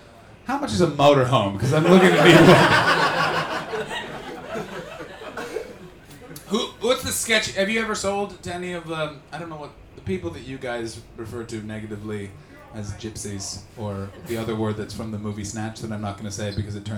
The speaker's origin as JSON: {"language": "English", "country": "Canada", "moved": "yes", "said": "I come from Canada"}